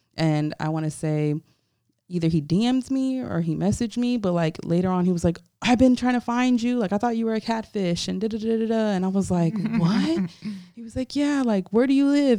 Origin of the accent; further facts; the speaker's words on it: Hollywood, Florida, United States; I'm from Hollywood, Florida, so I'm a Broward baby.